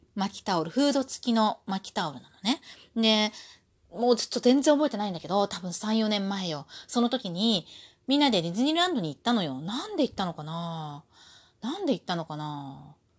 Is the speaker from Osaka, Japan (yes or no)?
yes; Osaka, Japan; moved away; also born or lived in Kanto; 私が子供の頃ね、関西に住んでた頃、大阪に住んでた頃